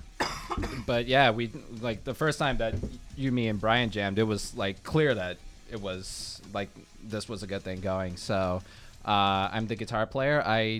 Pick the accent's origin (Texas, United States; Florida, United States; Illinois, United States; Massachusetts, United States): Massachusetts, United States; Brockton; I grew up in Brockton